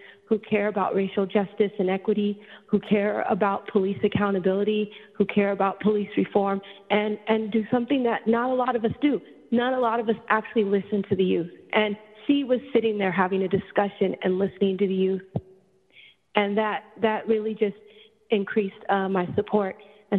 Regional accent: San Francisco, California, United States; I grew up in the Bayview District of San Francisco. I live in the Lower Haight now.

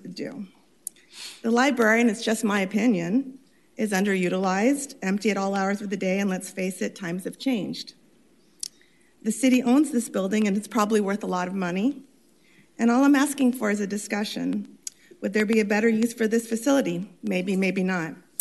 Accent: Orange, California, United States; when I was a little girl growing up in Orange

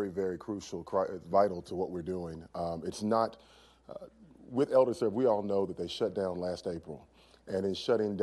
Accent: Louisville, Kentucky, United States; I was born and raised in Newburgh

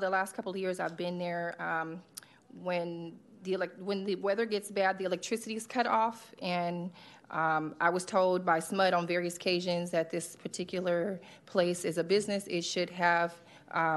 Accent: Sacramento, California, United States; moved away as an adult; I was born and raised here in Sacramento. I left in 2013. I've been here since COVID

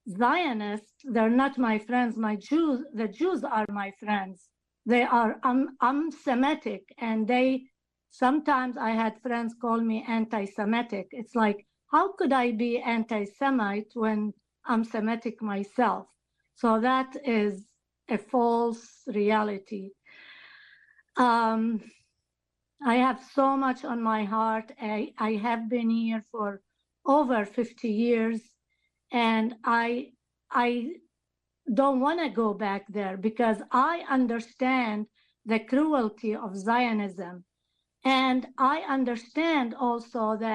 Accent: Jerusalem, Palestine; now in United States; we had to go live with my grandparents' house in the old city of Jerusalem. At this time, I cannot go as a Palestinian and live in the house that is in Palestine in the old city because I'm not allowed.

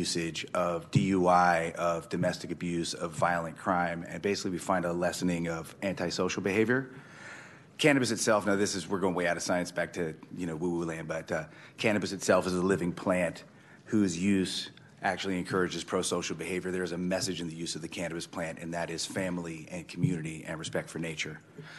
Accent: Fair Oaks, California, United States; also born or lived in Sacramento, California; now in Santa Rosa, United States; I was born in Sacramento, grew up in Fair Oaks. I live in Santa Rosa now.

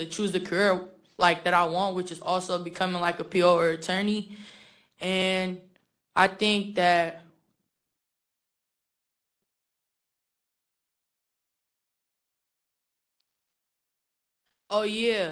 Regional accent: San Francisco, California, United States; also born or lived in Philippines; I grew up in the Tenderloin District, but I was originally born and raised in the Philippines. I came around 8, ended up in the Tenderloin District

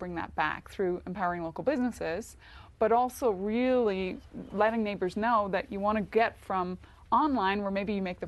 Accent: Northern Ireland, United Kingdom; I'm Northern Irish, but kind of Irish

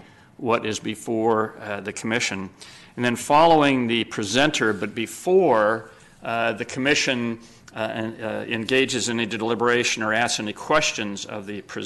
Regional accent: Sacramento, California, United States; also born or lived in Los Angeles; I was born and raised in Sacramento.

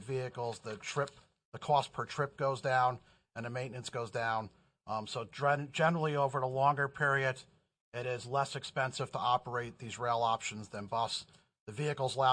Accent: New York, United States; I'm from New York. I can talk fast.

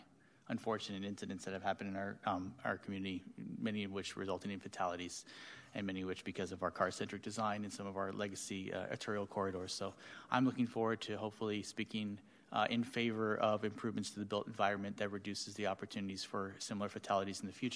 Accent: Sacramento, California, United States; I was born and raised in Meadowview

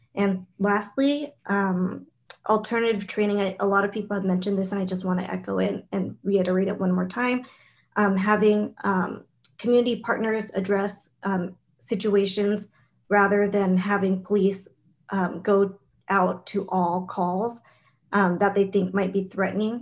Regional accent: San Jose, California, United States; I am born and raised in San Jose

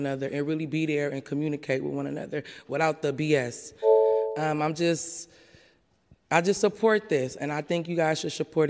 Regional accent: San Francisco, California, United States; I'm born and raised in Bayview.

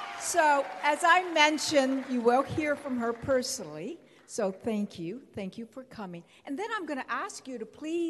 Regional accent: Hawaii, United States; I'm from Hawaii, and in Hawaii we say that rain is a blessing from the gods

